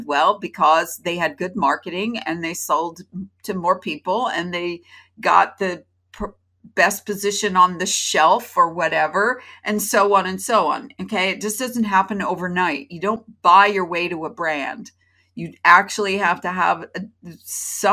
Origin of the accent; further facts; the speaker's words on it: Florida, United States; born in Florida, like I was, to my parents